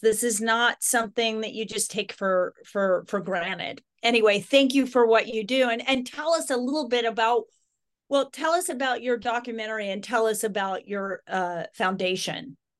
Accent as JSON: {"language": "English", "region": "Idaho", "country": "United States", "tie": "born or raised there", "said": "I grew up in Idaho, so wild horses were always kind of they were kind of in the, in the backdrop of our lives"}